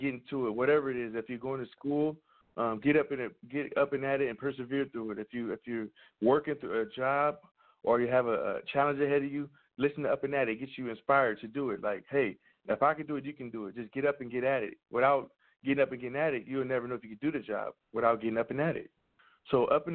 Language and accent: English; Compton, California, United States; also born or lived in Orange County, California; I'm from Compton, California